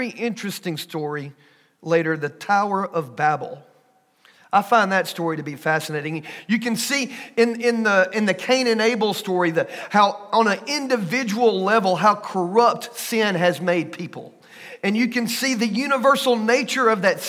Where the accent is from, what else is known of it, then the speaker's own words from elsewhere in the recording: Pickens County, Alabama, United States; also born or lived in Paris, France / Aliceville, Alabama; I'm from Pickens County